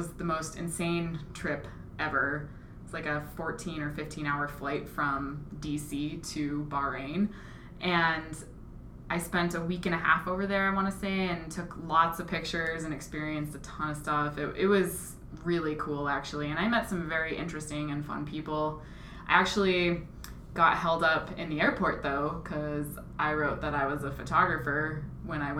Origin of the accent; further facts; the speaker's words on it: Kalispell, Montana, United States; I grew up actually in Kalispell. I was born and raised in the Flathead Valley. So I've never lived anywhere but Montana